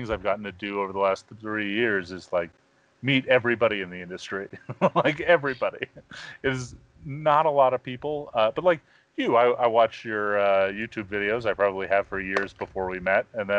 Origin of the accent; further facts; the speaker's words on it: New York, United States; I grew up in New York.